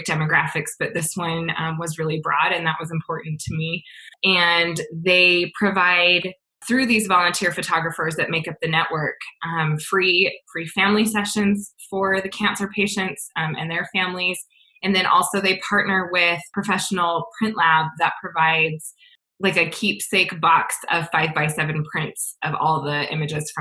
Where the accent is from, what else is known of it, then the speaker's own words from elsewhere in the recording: Salt Lake City, Utah, United States; I live in a suburb of Salt Lake City. I've lived here my whole life, born and raised in Utah.